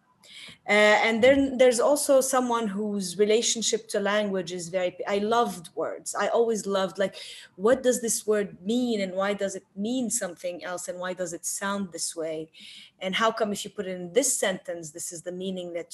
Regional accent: Tripoli, North Governorate, Lebanon; I grew up in Tripoli, an old street

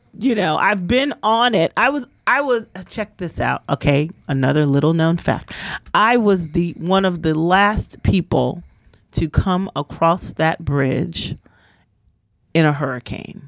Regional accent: New York, United States; also born or lived in Virginia; I grew up partially in Virginia, the other half of my life in New York

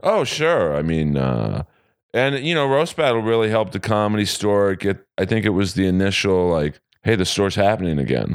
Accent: Los Angeles, California, United States; I was born and raised in L A, uh, grew up in Bel Air

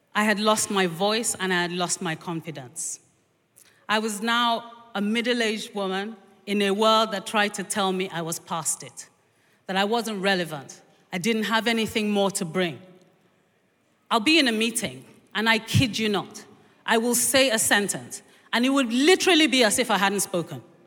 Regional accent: Nigeria; now in London, United Kingdom; I grew up in, in this country until I was four, and then we moved to Nigeria.

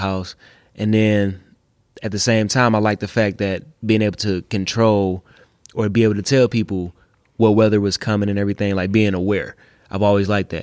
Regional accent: Detroit, Michigan, United States; west side of Detroit

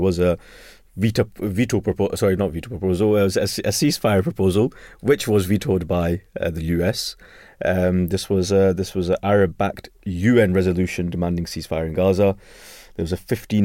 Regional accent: Scotland, United Kingdom; I'm from Scotland

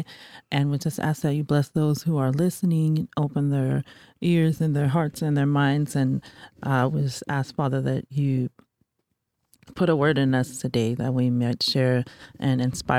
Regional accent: San Bruno, California, United States; I'm from San Bruno, California

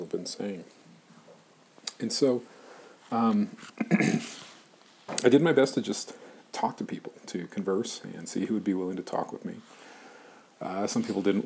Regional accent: Arizona, United States; growing up in Arizona

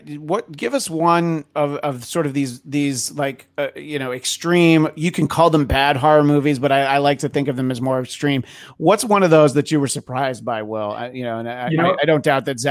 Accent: United States; I grew up in the New York area

